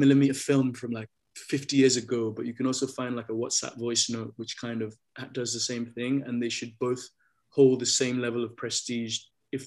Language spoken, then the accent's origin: English; Lagos, Nigeria; moved away; also born or lived in London; Being a Lagosian